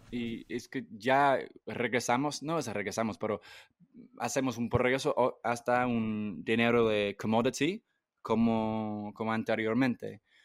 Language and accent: Spanish; England, United Kingdom; Spanish is a second language; moved away; yo crecí en Inglaterra